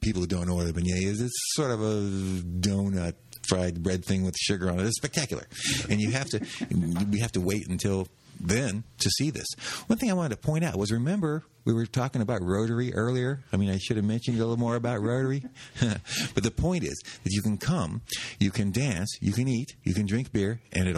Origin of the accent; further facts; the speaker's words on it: Los Angeles, California, United States; moved away; I grew up in Los Angeles